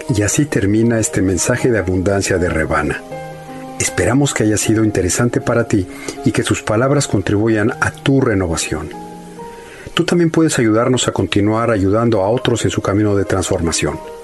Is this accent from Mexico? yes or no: yes; Mexico; moved away; regresé a mis inicios y pude ver la pobreza y escasez que hay en mi país